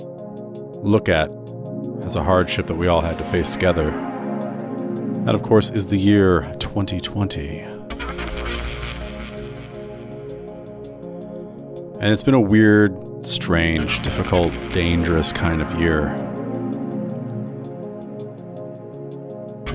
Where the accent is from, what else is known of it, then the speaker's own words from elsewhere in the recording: United States; moved away as an adult; now in Canada; that is my home country